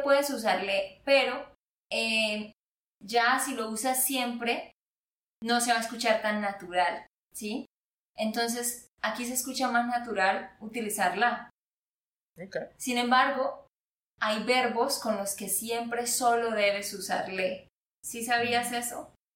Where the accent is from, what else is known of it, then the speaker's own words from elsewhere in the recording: Santander, Colombia; de Santander, Colombia